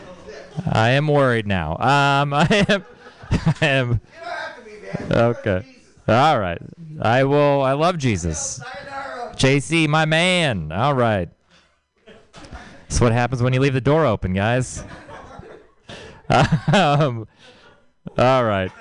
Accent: Texas, United States; moved away; I'm from Texas. It's hot there

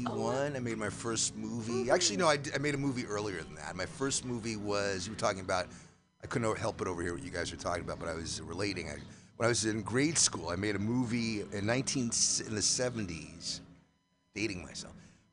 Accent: New York City, New York, United States; I'm from New York originally. I don't know if you know New York, but Upper Manhattan.

